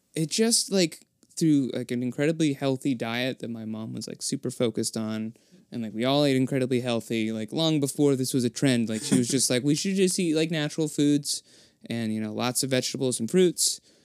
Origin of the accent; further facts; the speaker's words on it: Gloucester, Massachusetts, United States; also born or lived in Worcester; now in Boston, United States; I was born in Gloucester, Massachusetts